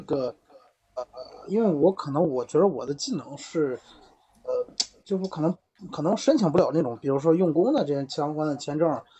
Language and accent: Chinese; Qingdao, Shandong, China; 我们是北岛那边的